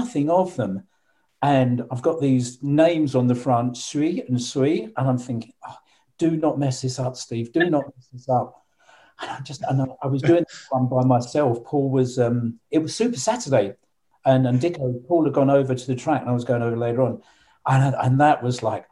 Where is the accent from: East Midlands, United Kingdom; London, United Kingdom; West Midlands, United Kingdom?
London, United Kingdom; London, it's my hometown